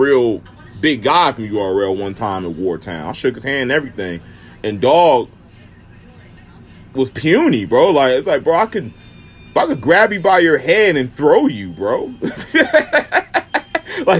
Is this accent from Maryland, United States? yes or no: yes; Maryland, United States; And I'm from Maryland